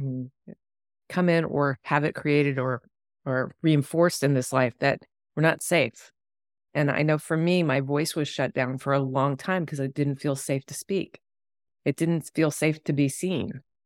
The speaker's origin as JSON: {"language": "English", "region": "East Coast", "country": "United States", "tie": "born or raised there", "moved": "yes", "said": "I grew up on the East Coast, and it's, you know, overpopulated and highways"}